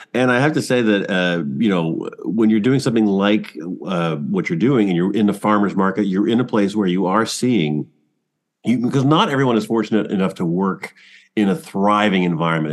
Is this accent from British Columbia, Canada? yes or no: no; Toronto, Ontario, Canada; now in Cambridge, Canada; I'm from Scarborough.